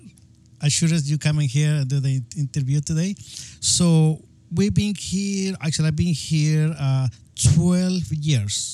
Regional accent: Guatemala; English is a second language; moved away as an adult; now in Marin County, United States; I'm from Guatemala

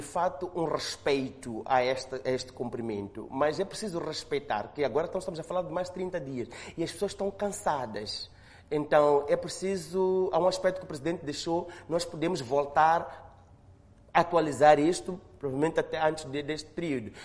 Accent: Mozambique; nós, como moçambicanos

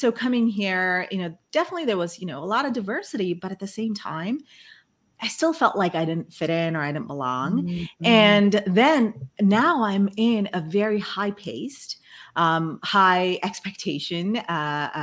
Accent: Brunei; first language Malay; English is a second language; moved away as an adult; also born or lived in India; when I was a kid, I grew up in Brunei. It's on the island of Borneo. And mm-hmm. I'm originally from India

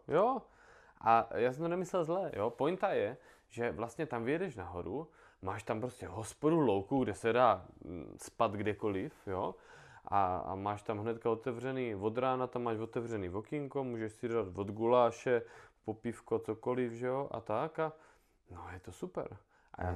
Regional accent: Moravia, Czechia; jsem z Moravy

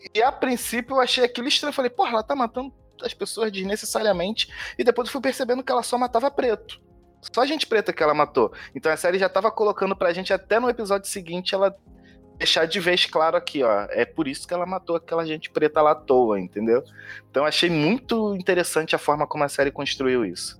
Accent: Rio de Janeiro, Brazil; sou daqui do Rio de Janeiro

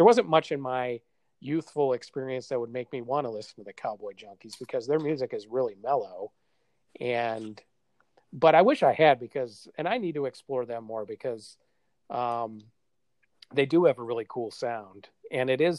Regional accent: Wisconsin, United States; We're both from Wisconsin

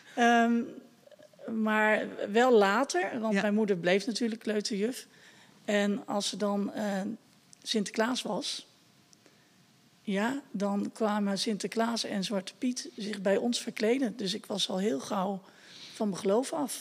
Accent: Etten-Leur, North Brabant, Netherlands; ik kom uit Etteleur, nou dat is Brabant

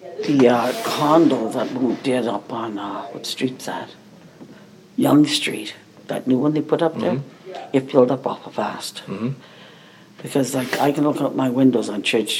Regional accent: Baden, Ontario, Canada; also born or lived in New Brunswick; I was born in Baden. I lived here, and I left home 15

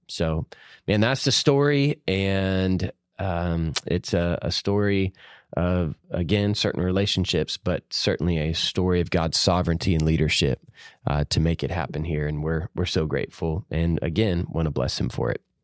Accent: Georgia, United States; moved away as an adult; now in Savannah, Tennessee, United States; I'm from Georgia

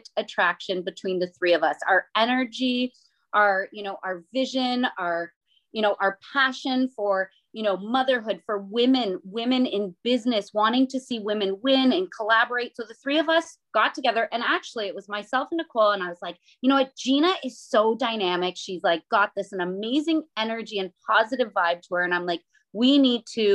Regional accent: Chatham, Ontario, Canada; I'm the Canadian mama out of the three of us

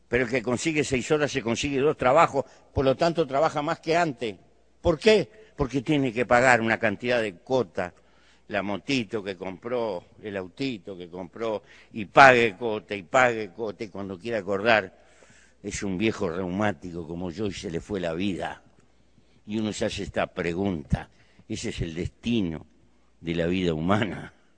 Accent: Uruguay; Pertenezco a un pequeño país muy bien dotado de recursos naturales para vivir. En mi país hay 3 millones de habitantes, poco más, 3 millones 200

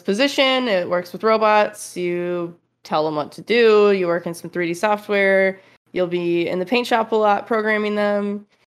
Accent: Michigan, United States; moved away as an adult; also born or lived in Fremont, California; I'm originally from Michigan, so it was a big move

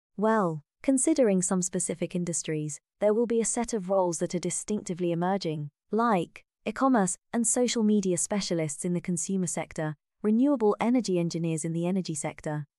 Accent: Vietnam; moved away; coming back to Vietnam to visit my hometown.

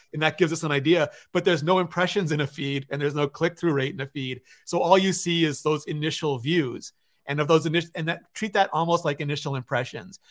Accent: Canada; I'm Canadian

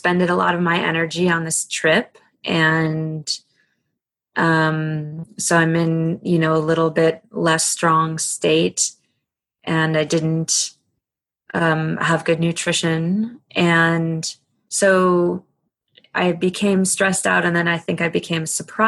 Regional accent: East Coast, United States; I grew up on the East Coast

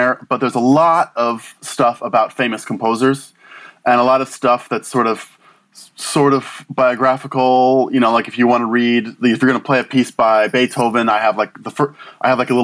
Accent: Washington, District of Columbia, United States; I grew up in Washington, D.C.

